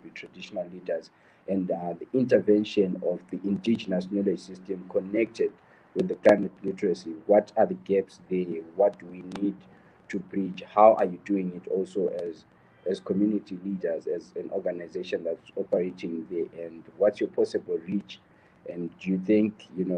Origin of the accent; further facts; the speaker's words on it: Zimbabwe; I'm also from Zimbabwe